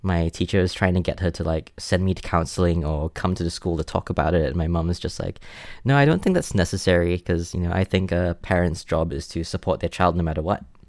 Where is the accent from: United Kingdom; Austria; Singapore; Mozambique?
Singapore; moved away as an adult; now in Brisbane, Australia; I was born and raised in Singapore up until I moved to Brisbane to be with my partner like five years ago.